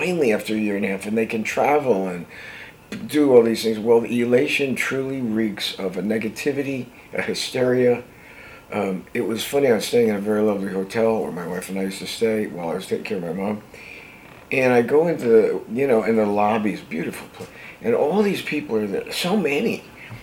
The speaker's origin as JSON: {"language": "English", "region": "New Jersey", "country": "United States", "tie": "born or raised there", "said": "a guy I grew up with in New Jersey"}